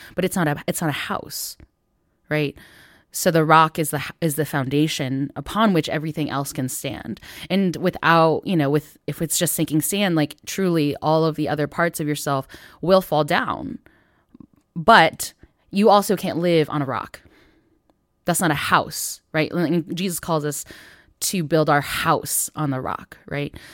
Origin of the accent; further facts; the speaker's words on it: Northville, Michigan, United States; born in this time period in, in Northville, Michigan